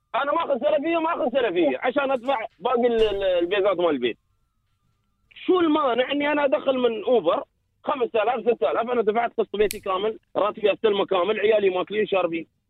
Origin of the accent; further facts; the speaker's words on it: United Arab Emirates; انا كمواطن